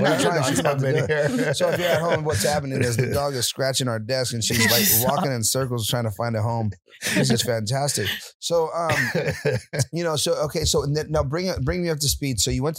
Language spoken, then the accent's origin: English; Puerto Rico; I'm Puerto Rican.